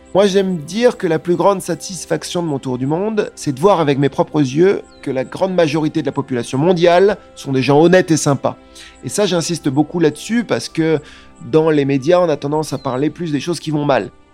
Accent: France; je suis français

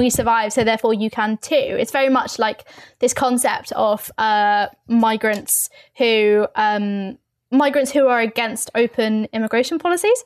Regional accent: London, United Kingdom; I'm from London, I'm from the East End of London

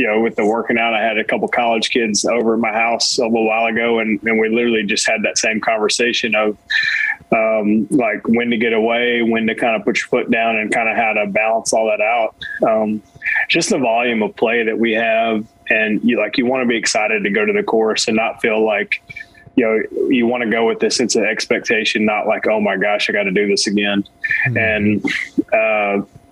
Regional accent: East Tennessee, United States; also born or lived in New England / Arizona; this East Tennessee is where I grew up.

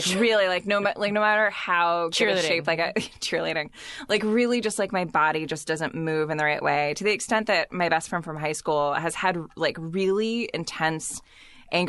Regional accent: San Diego, California, United States; Because I grew up in Southern California, mostly in middle school and high school

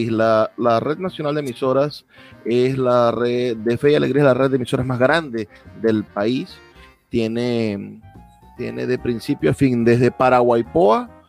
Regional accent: Maracaibo, Zulia, Venezuela; Yo también soy de Maracaibo y transmitimos desde aquí, desde Maracaibo

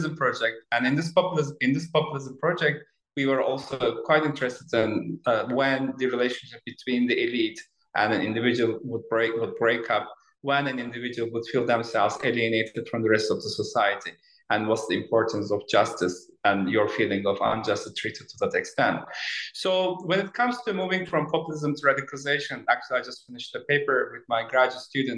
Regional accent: Turkey; moved away; I was born in Turkey in 1970s, and then I was a student at Boğaziçi University, as you said, in 1990s

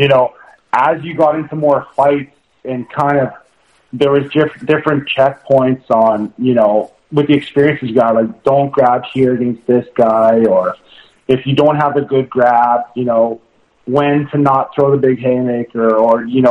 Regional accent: Saskatchewan, Canada; I'm from Saskatchewan.

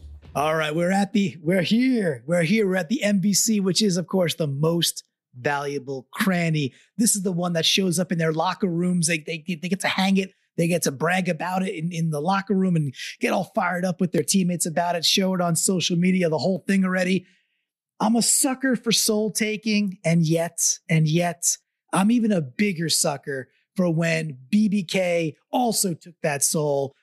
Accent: New York, United States; I'm also a New Yorker and an East Coaster

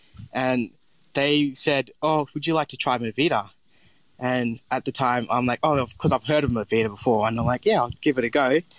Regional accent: Townsville, Queensland, Australia; So my background, where I'm from, so I grew up in Townsville, which is the Bindal Warragurrka part people, and I've grew up there my whole life and love it.

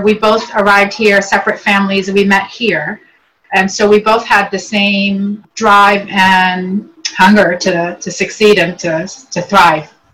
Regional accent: Northern Virginia, United States; English is a second language; also born or lived in Beirut, Lebanon; Came here when I was age eight into northern into the Northern Virginia area, and I've been here ever since. And learned English

